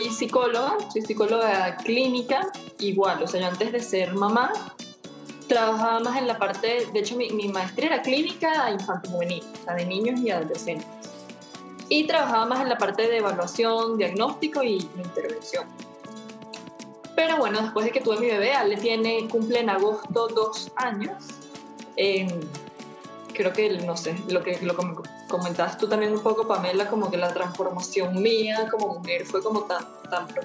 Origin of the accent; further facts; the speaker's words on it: Venezuela; now in Guatemala; vivo en, Guatemala con mi hija, mi esposo, soy de Venezuela, eh, pero he pasado por todo el mundo.